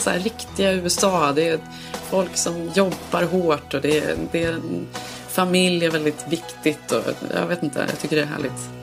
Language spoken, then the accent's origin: Swedish; Sweden; now in Los Angeles, United States; man söker sig till andra svenskar här